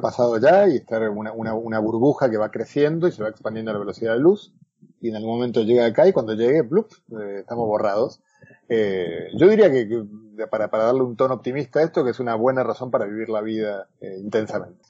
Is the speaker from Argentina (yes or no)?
yes; Argentina; also born or lived in Galicia, Spain; now in Spain; buen argentino, como mi acento de lata